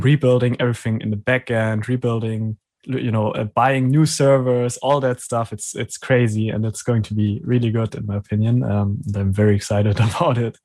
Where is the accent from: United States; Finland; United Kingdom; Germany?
Germany; English is a second language; I'm from Germany